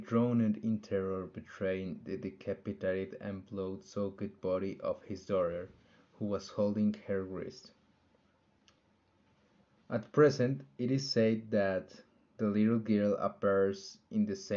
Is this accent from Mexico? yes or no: yes; Aguascalientes, Mexico; I am from Aguascalientes